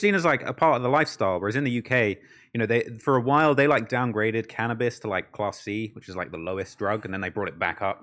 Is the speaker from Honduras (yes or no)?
no; Bognor Regis, South East England, United Kingdom; also born or lived in near London; I was, like, born near London, but I'm from a place called Bognor Regis